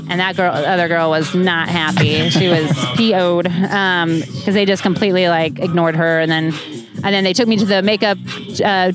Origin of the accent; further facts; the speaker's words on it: Kansas City, United States; I'm from Kansas City.